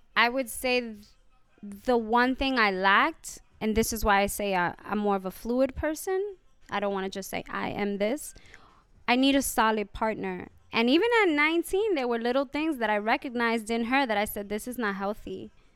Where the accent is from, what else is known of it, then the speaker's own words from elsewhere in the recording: New York City, New York, United States; also born or lived in The Bronx, New York; I was born in the Bronx, and being back in the Bronx is very nostalgic, even though I grew up in Hell's Kitchen